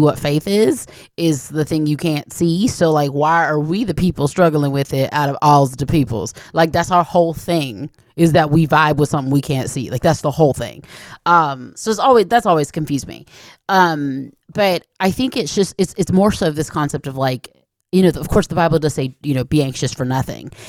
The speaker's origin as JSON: {"language": "English", "town": "Atlanta", "region": "Georgia", "country": "United States", "tie": "born or raised there", "said": "I grew up in Atlanta"}